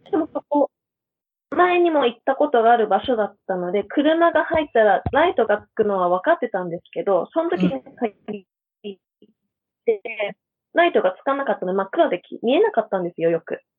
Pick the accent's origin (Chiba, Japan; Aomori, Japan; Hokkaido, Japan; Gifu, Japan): Hokkaido, Japan; moved away as an adult; also born or lived in Canada / Australia; now in Akaroa, New Zealand; 北海道出身ですって言ったら、アイヌなのって聞かれるんです